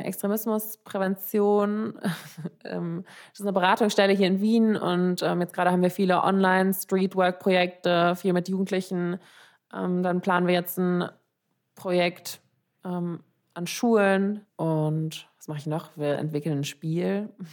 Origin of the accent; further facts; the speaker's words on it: Frankfurt, Hesse, Germany; moved away as an adult; now in Vienna, Austria; Ich komme aus Frankfurt